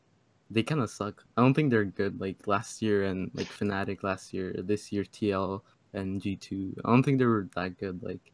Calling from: Bethesda, Maryland, United States; From Maryland.

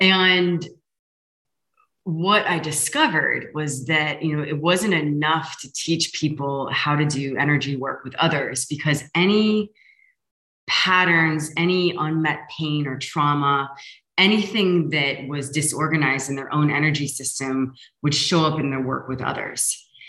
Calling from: Lisbon, Portugal; I'm sending love from Lisbon.

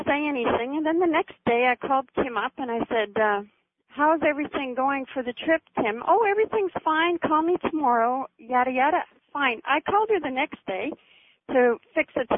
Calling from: Vancouver, British Columbia, Canada; I'm calling from Vancouver, B.C., Canada

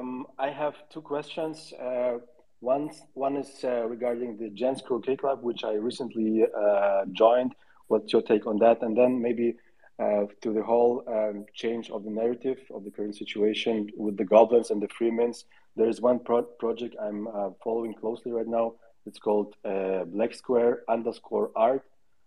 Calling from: Lisbon, Portugal; I'm tuning in from Lisbon, Portugal.

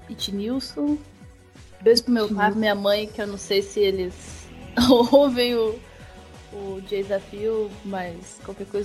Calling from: Marília, São Paulo, Brazil; Eu estou falando de Marília, interior de São Paulo, terra da bolacha.

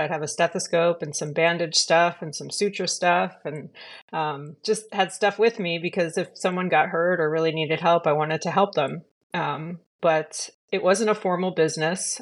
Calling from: California, United States; I'm calling in from California, uh, in the United States.

